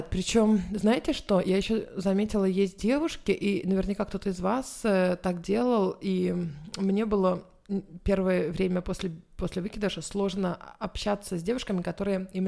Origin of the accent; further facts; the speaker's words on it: Israel; now in Sweden; Израиль это моя страна, но я там не живу, у меня нет там страховки обычной государственной.